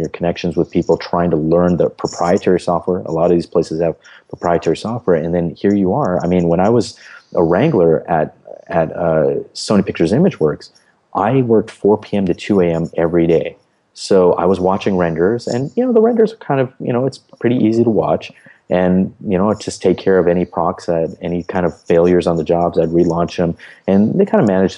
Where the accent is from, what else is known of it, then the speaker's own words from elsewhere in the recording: United States; as an American